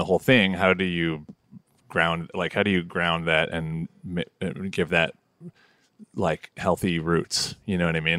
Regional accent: Toronto, Ontario, Canada; moved away; also born or lived in Montreal; I grew up like deeply entrenched in the folk scene in Toronto

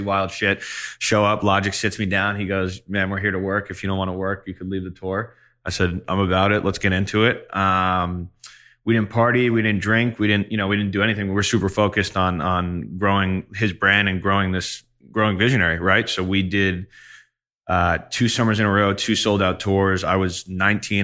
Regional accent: Long Island, New York, United States; I was from Long Island

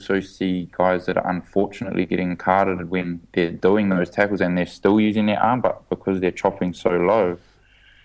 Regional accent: Auckland, New Zealand; growing up in Auckland, I was a little white guy

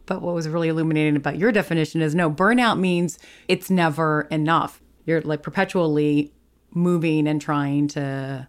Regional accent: New York City, New York, United States; I'm from New York City.

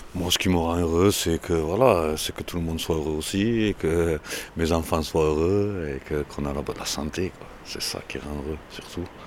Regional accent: Toulouse, Occitania, France; je suis né là

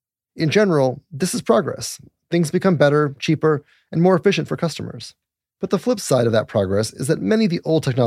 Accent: Littleton, Colorado, United States; also born or lived in Golden, Colorado; I was raised in Colorado too? I was raised in Littleton and then Golden

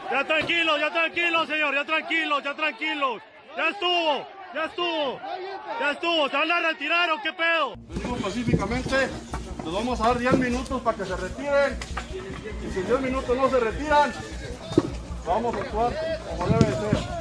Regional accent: Mexico

